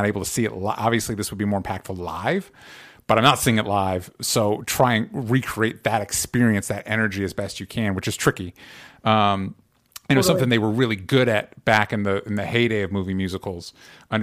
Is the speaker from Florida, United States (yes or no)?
yes; Florida, United States; now in Los Angeles, United States; growing up in Florida